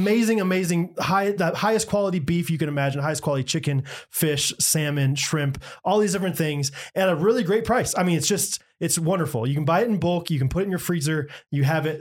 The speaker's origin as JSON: {"language": "English", "country": "United States", "tie": "born or raised there", "said": "Born and bred and raised. Born and bred in America."}